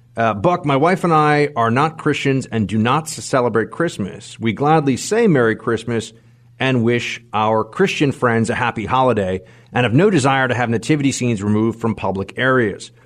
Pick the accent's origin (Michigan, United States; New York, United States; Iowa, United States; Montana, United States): New York, United States; as a New Yorker